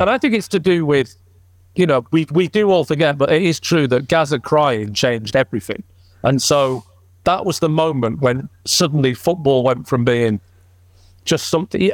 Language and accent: English; Southport, North West England, United Kingdom; also born or lived in Blackburn; I grew up in Southport